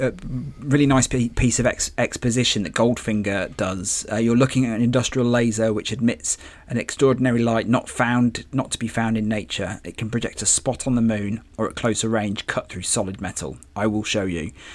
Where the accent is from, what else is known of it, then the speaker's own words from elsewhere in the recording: England, United Kingdom; as an English person